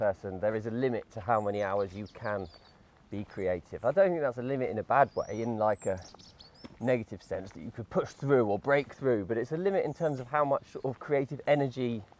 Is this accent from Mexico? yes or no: no; between Brighton and Hastings, south coast of England, South East England, United Kingdom; moved away as an adult; now in Nottingham, United Kingdom; I grew up near Brighton, between Brighton and Hastings on the south coast of England. Mm-hmm. I've been here since 2004, though, so it's been longer here now than I was ever down south.